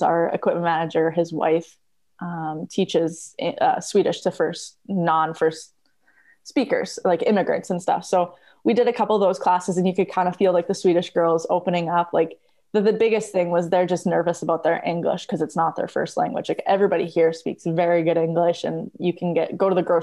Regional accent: Red Deer, Alberta, Canada; I come from Canada

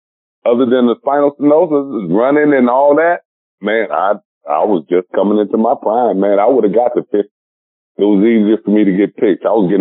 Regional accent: the South, United States; I grew up, my parents were strict and grandparents and all that, and I was born in the South.

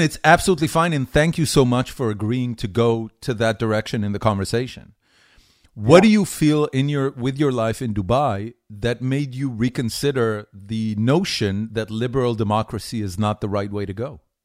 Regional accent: Haifa, Haifa District, Israel; moved away as an adult; also born or lived in Tel Aviv, Israel / California, United States; now in Austin, United States; I grew up in Haifa. That was my uh, entire childhood

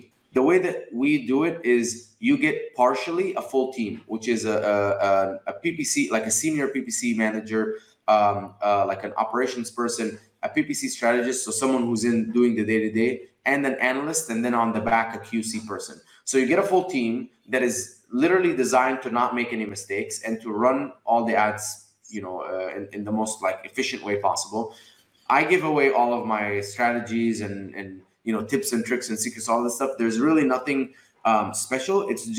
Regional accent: Dubai, United Arab Emirates; also born or lived in Egypt; now in United States; So I was born in Egypt, raised in Dubai. I came to America in 2011

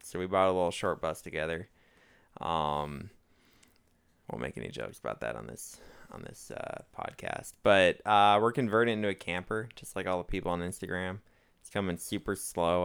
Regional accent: Minnesota, United States; moved away; I'm, I'm from Minnesota

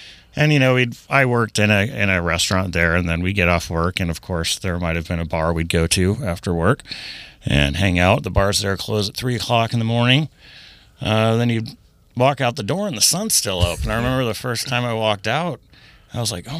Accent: Sylvania, Ohio, United States; also born or lived in Louisville / Denver / Houston; We moved off to Denver, Colorado, and Houston, Texas, and we ended up, by the time I was in eighth grade, Sylvania, Ohio.

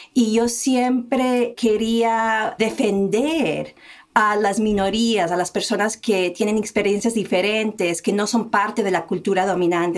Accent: United States; yo me crié en un pueblo en Estados Unidos que era blanco y nuestra familia era la única familia de color hispana en el pueblo

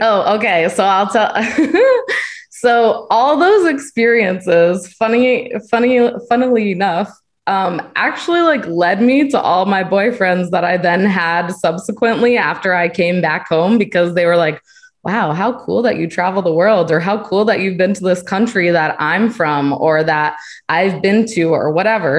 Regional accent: Connecticut, United States; moved away; also born or lived in Virginia; I was born in Connecticut. I went to school in Virginia

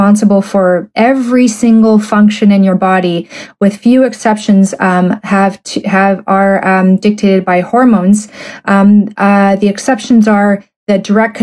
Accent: Canada; I'm a Canadian medical doctor

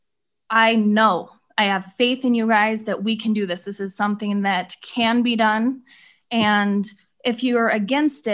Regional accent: Glenrock, Wyoming, United States; I am from Glen Rock, Wyoming

